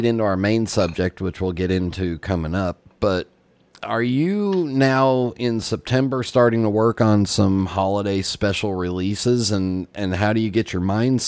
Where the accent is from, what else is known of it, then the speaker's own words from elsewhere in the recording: Los Angeles, California, United States; I grew up in Los Angeles where there's no cold weather.